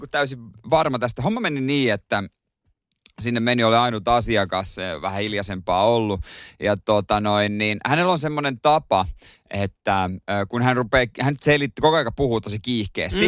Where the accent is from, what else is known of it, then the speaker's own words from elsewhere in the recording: Seinäjoki, South Ostrobothnia, Finland; now in Helsinki, Finland; mä oon Seinäjoelta